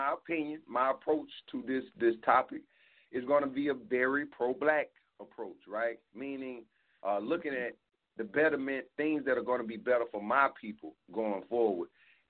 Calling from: South Carolina, United States; I'm calling from South Carolina.

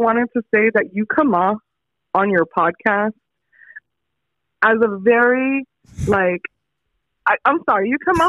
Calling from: Los Angeles, California, United States; I'm calling from Northridge at the moment.

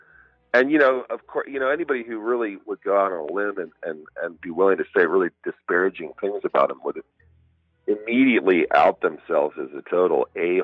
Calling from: Asheville, North Carolina, United States; I'm calling in from Asheville, North Carolina.

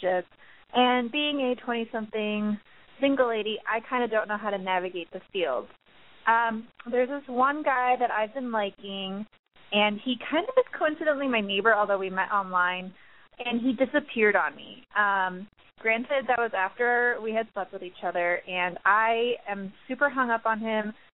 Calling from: Chicago, Illinois, United States; I'm calling from Chicago.

